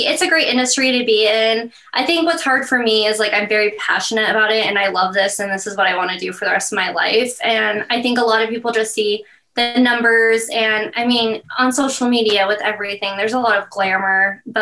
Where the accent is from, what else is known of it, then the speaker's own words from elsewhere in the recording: Meridian, Idaho, United States; also born or lived in Boise, Idaho; I wasn't born here, so I can't say I'm a native, but I've been here since I was three. So I literally don't remember anything else. Yeah, but I grew up in Meridian, Idaho, so right next to Boise.